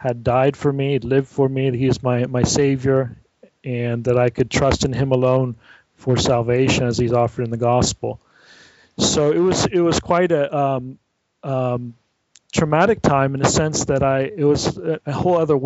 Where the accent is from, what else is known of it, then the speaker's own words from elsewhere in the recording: San Francisco Bay Area, California, United States; moved away as an adult; now in Viterbo, Italy; I was raised in the San Francisco Bay Area